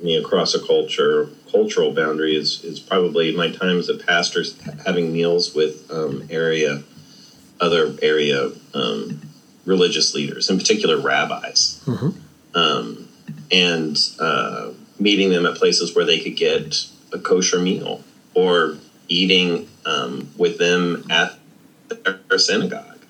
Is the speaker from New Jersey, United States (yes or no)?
yes; New Jersey, United States; also born or lived in Kentucky; growing up in New Jersey